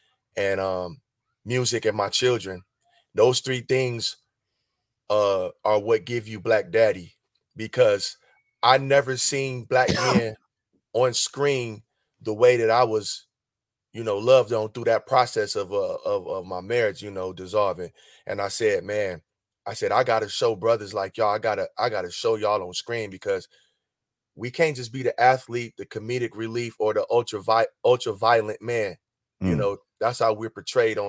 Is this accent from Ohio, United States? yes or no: yes; Cleveland, Ohio, United States; moved away as an adult; also born or lived in France; I'm from Ohio, man. You know, the home of the funk, bro. Grew up around a lot of music.